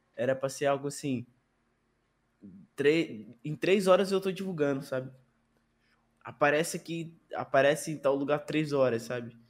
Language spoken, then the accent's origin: Portuguese; Rio de Janeiro, Brazil; Sou carioca